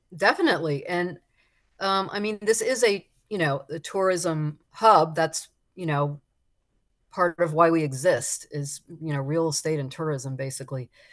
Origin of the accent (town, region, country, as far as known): South Florida, United States; born or raised there